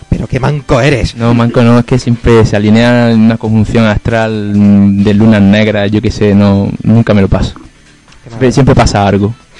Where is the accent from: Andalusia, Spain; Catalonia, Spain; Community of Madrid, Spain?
Andalusia, Spain; Maracena; aquí en Maracena, en el pueblo había también un salón recreativo, estaba enfrente del colegio